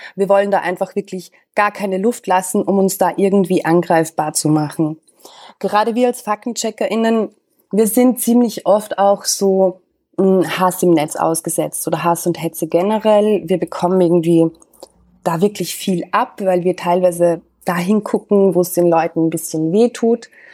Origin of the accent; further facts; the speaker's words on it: Austria; moved away as an adult; also born or lived in Vienna; now in Berlin, Germany; Ich bin, das hörst du vielleicht, ich bin Österreicherin.